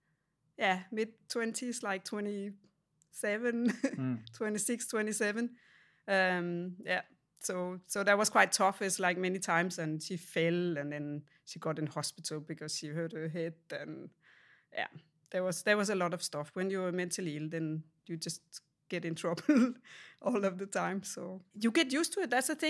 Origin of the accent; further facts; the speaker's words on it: Denmark; So I grew up in Denmark in a small town